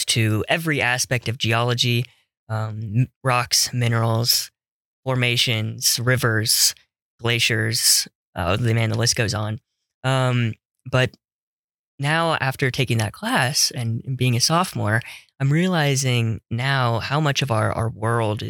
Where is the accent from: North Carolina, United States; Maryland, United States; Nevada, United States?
Nevada, United States; Las Vegas; moved away as an adult; As a kid growing up in Las Vegas, Nevada